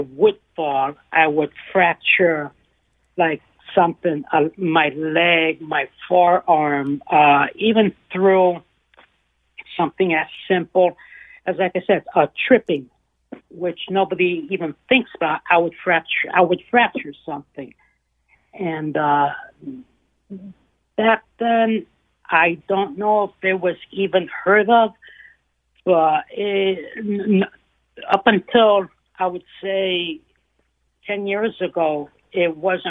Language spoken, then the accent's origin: English; Italy; born there; moved away; because I was not born in this country. I was born in Italy